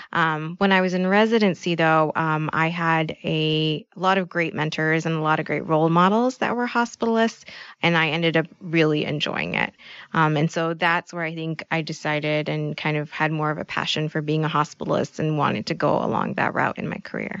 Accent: Bay Area, close to San Francisco, California, United States; moved away as an adult; now in Midwest, United States; I grew up in California

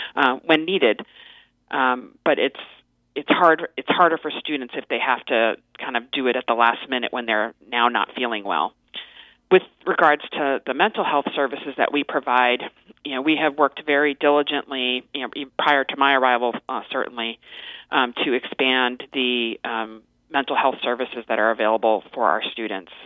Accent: Las Vegas, Nevada, United States; moved away as an adult; also born or lived in Cambridge, Massachusetts; I um, am originally from Las Vegas, Nevada

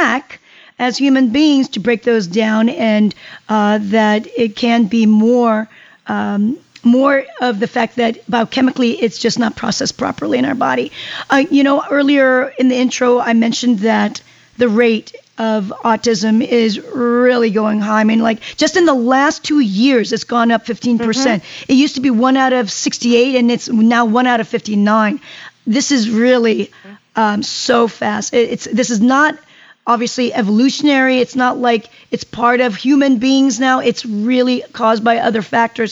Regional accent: South Korea; now in United States; I come from Korea, and soybean has been in our lives for hundreds of years.

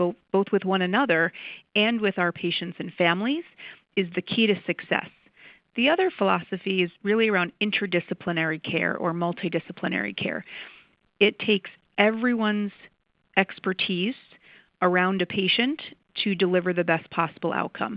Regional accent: New York, United States; moved away as an adult; also born or lived in San Diego; now in St. Louis, United States; I'm originally from New York and grew up and did all of my schooling there

